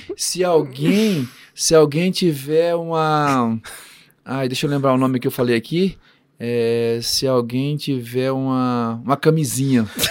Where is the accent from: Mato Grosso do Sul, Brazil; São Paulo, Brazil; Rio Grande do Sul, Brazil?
Mato Grosso do Sul, Brazil; Campo Grande; also born or lived in Rondônia; now in Londrina, Brazil; eu sou de Campo Grande